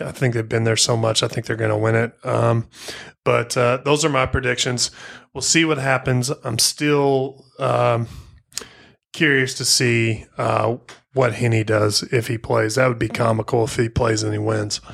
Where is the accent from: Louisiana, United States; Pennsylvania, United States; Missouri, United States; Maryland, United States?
Missouri, United States; I'm from Missouri, family in Kansas City